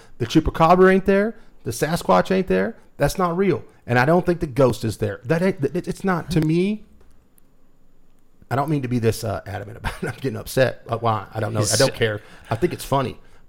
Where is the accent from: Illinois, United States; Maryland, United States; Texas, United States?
Texas, United States; Wolfforth; now in Lubbock, United States; growing up in Wolfert, we were involved in a haunted house every day.